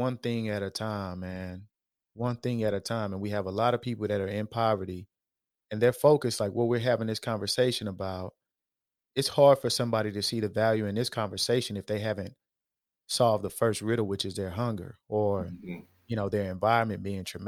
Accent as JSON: {"language": "English", "town": "Houston", "region": "Texas", "country": "United States", "tie": "born or raised there", "said": "when I was growing up in Acres Homes"}